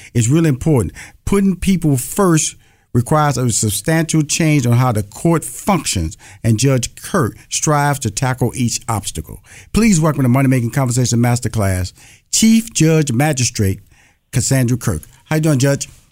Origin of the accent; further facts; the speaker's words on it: Houston, Texas, United States; I'm from Houston, Texas